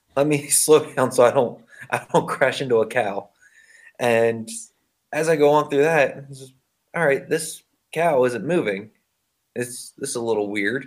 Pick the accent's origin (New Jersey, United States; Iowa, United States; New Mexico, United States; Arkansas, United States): New Jersey, United States; Pine Barrens; I grew up right outside the Pine Barrens